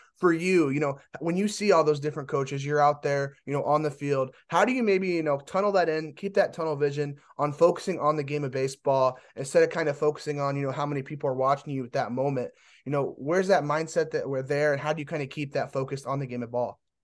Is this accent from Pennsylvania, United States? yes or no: no; Indiana, United States; I'm from Indiana